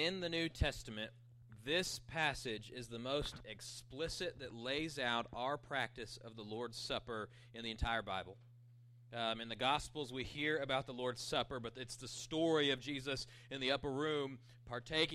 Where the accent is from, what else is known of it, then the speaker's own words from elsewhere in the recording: Panhandle, Texas, United States; I grew up in Panhandle